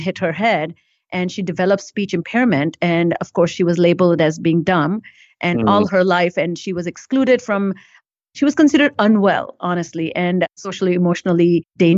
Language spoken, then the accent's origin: English; India; now in United States; I grew up in India before I came to US